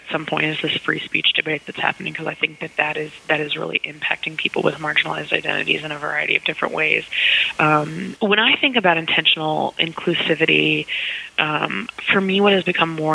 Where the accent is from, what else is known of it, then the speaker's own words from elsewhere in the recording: Texas, United States; also born or lived in Oklahoma; I identify as a Southerner. I grew up in Texas and Oklahoma